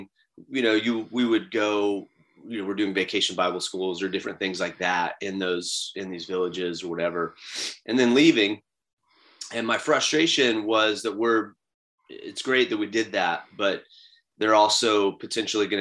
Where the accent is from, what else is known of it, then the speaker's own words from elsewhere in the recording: Florida, United States; I grew up in Florida. I live in Florida